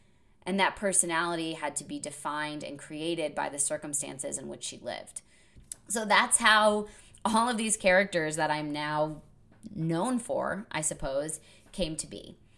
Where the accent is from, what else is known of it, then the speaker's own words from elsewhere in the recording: New England, United States; because I've known so many people from Boston growing up in New England.